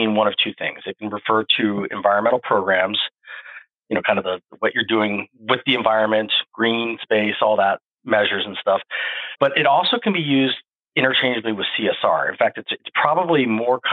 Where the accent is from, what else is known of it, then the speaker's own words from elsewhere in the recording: Phoenix, Arizona, United States; growing up in the Southwest and Phoenix